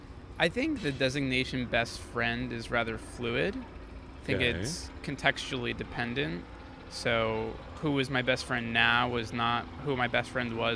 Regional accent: South Florida, United States; now in New York, United States; I grew up in South Florida.

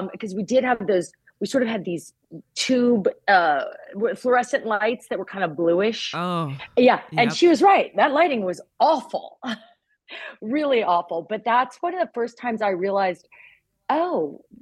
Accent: Baltimore, Maryland, United States; I grew up in Baltimore

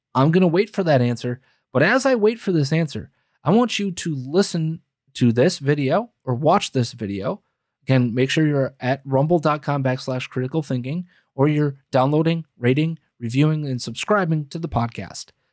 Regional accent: Green Bay, Wisconsin, United States; moved away as an adult; Green Bay, Wisconsin is my hometown. I lived there for thirty-three out of my first thirty-four years

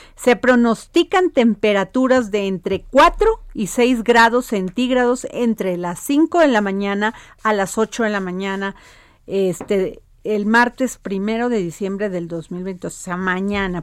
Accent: Mexico; somos así los mexicanos y las mexicanas

